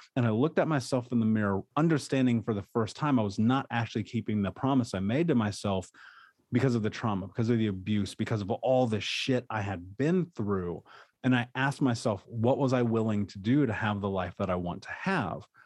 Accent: Indianapolis, Indiana, United States; I grew up in Indianapolis

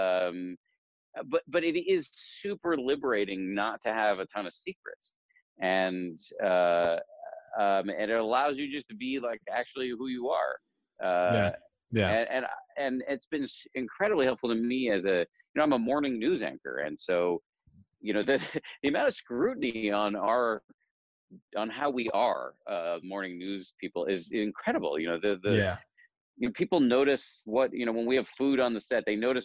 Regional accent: Newton, Massachusetts, United States; I grew up in Newton, Massachusetts

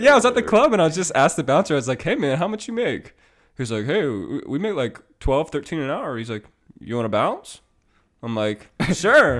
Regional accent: Iowa, United States; Iowa, my hometown, my, my home state

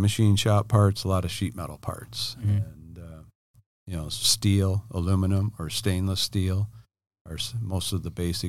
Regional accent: Illinois, United States; now in San Diego, United States; Okay. Yeah … I'm from Illinois. I own Ken Miller Welding here in San Diego.

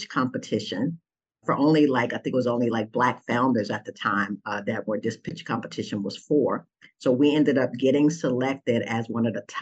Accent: Austin, Texas, United States; moved away as an adult; now in Atlanta, United States; my hometown of Austin

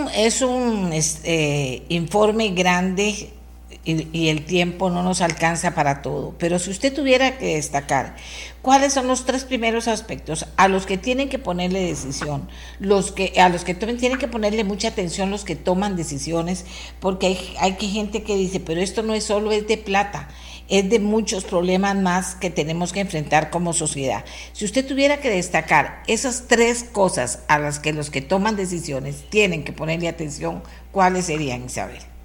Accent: Costa Rica; lo que somos los costarricenses

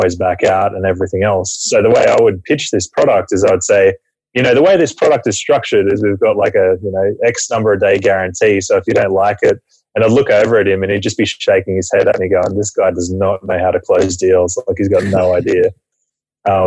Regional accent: Camden, New South Wales, Australia; Originally from Australia, a town about an hour southwest of Sydney called Camden

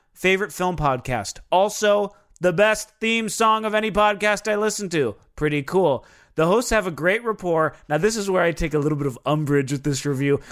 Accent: Minnesota, United States; I'm from Minnesota

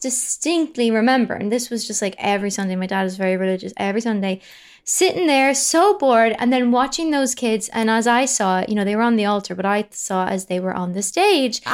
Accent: County Louth, Ireland; County Louth. It's a place called County Louth, um, which is on the east coast, sort of, uh, an hour north of Dublin.

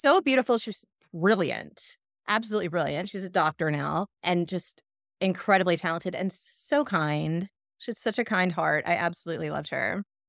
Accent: South Georgia, United States; moved away as an adult; also born or lived in Atlanta, Georgia / Athens, Georgia; now in Michigan, United States; I was in South Georgia till I was twelve, thirteen, and then we moved to Atlanta

